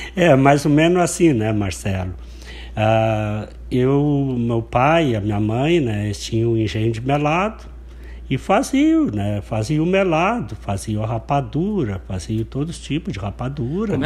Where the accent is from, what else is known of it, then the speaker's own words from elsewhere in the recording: Santo Antônio da Patrulha, Rio Grande do Sul, Brazil; Eu nasci no Passo das Moças, divisa, divisa com a Costa Miraguai